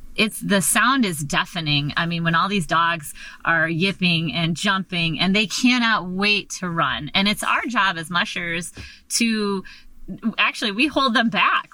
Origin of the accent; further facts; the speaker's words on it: Michigan, United States; moved away as an adult; now in Alaska, United States; I was raised, born and raised in Michigan, and I came up to go to graduate school up here at Alaska Pacific